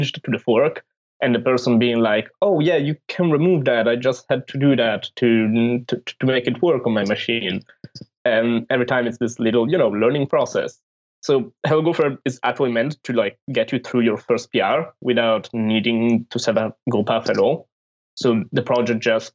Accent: Italy; I'm from Italy and I work at Cloudflare

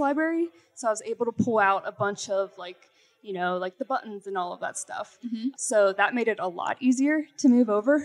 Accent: Pittsburgh, Pennsylvania, United States; I'm from Pittsburgh, Pennsylvania

